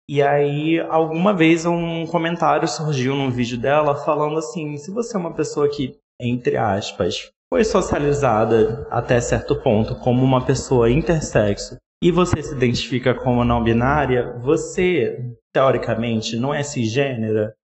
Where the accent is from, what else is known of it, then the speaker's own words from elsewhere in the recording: Rio de Janeiro, Brazil; now in São Paulo, Brazil; tenho 27 anos, sou carioca, morando em São Paulo.